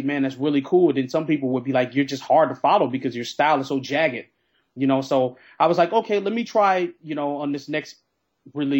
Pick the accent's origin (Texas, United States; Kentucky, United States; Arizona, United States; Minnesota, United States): Minnesota, United States; now in Philadelphia, United States; I'm the transplant from Minnesota to Philly